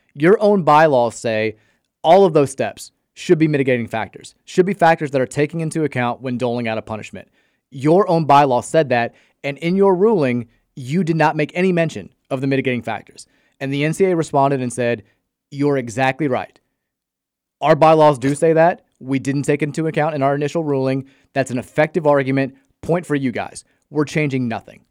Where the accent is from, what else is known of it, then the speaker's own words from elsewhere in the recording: Brownsboro Farm, Kentucky, United States; I grew up in Brownsboro Farm